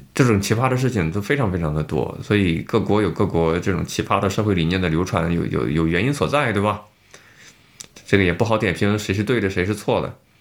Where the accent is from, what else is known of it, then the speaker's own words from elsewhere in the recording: Xuzhou, Jiangsu, China; moved away; 在我老家徐州